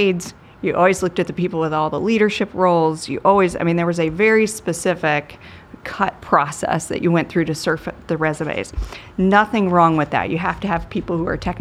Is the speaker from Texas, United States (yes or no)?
no; Brownsburg, Indiana, United States; I am from Brownsburg, so Gordon Hayward came from our high school